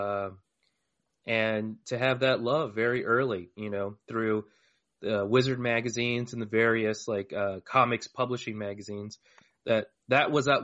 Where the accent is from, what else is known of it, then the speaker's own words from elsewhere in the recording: Tucson, Arizona, United States; I'm born and raised fourth generation Tucsonan.